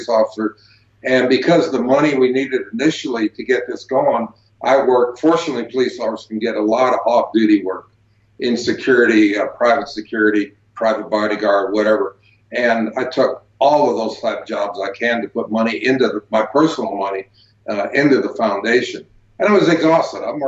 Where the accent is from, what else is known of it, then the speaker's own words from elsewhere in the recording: Prescott, Arizona, United States; here in my hometown area of Prescott, Arizona, up in northern Arizona, up in the mountains. And the people of the local town where I grew up at here